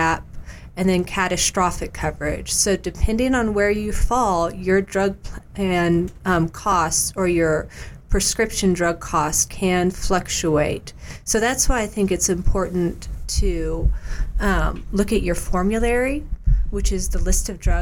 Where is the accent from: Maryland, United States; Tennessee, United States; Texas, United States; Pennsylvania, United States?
Tennessee, United States; Knoxville; I was born and raised in Knoxville, Tennessee